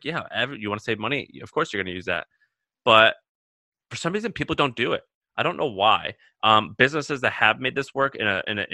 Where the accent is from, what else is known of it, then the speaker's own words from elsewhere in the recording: the South, United States; I'm from the South.